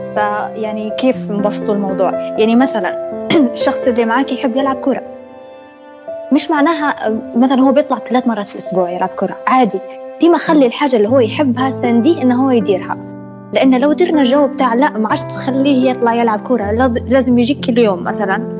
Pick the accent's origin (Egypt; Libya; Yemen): Libya; Benghazi; moved away as an adult; now in Tripoli, Libya; انا اصلا من بنغازي وانا في بنغازي